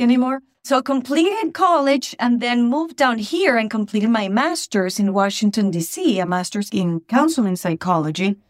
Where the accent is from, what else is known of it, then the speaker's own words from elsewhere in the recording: Venezuela; English is a second language; moved away as an adult; also born or lived in Boston, Massachusetts; now in United States; I was born in Venezuela, in South America. And at the age of twenty-three, I thought I want to experience what it would be to live somewhere else